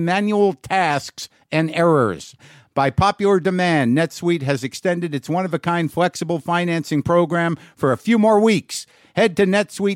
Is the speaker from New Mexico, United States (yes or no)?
yes; New Mexico, United States; moved away; I am in my home state of Nuevo Mexico.